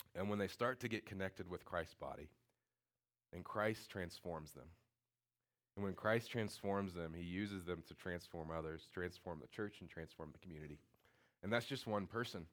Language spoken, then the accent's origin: English; Indiana, United States; I'm from Indiana